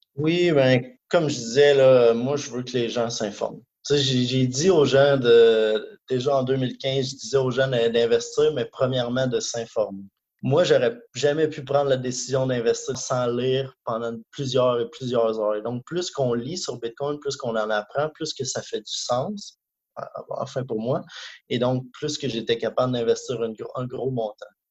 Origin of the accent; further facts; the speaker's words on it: Canada; moved away; je suis canadien. J'habitais au Canada à ce moment